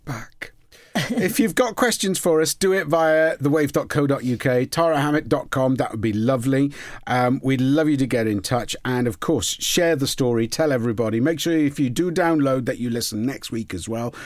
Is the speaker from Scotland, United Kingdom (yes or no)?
no; Port Talbot, Wales, United Kingdom; I'm from Port Talbot